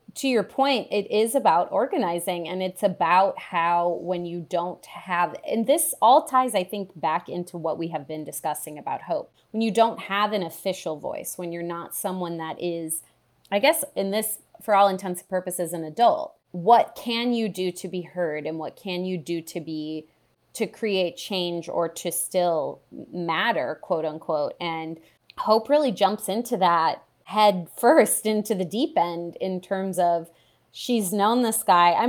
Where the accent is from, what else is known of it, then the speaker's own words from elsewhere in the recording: Midwest, United States; I'm from the Midwest